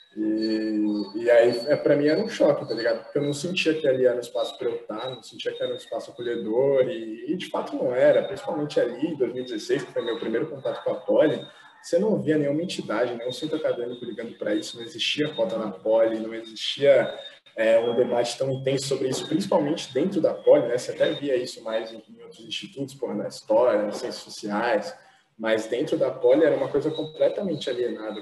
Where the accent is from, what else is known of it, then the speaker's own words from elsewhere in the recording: São Paulo, Brazil; a gente sempre morou junto, sempre foi da Zona Leste. A gente morou em alguns lugares ali da, da Zona Leste